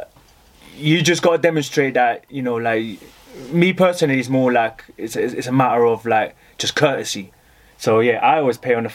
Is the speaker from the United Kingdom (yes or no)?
yes; London, United Kingdom; also born or lived in Colombia; I'm from London, but I originally come from Colombia